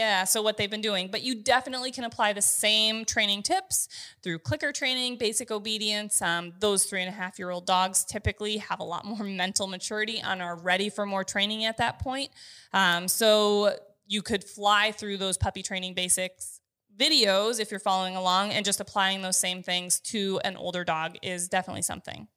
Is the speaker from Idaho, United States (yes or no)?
no; North Dakota, United States; I grew up in North Dakota, though, so pheasant hunting was something that I got to do quite frequently with my family.